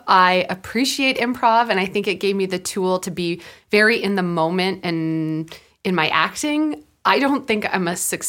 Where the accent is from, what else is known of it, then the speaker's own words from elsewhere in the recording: Prince George, British Columbia, Canada; For me, I started doing theater in where I grew up in Prince George, and I loved theater.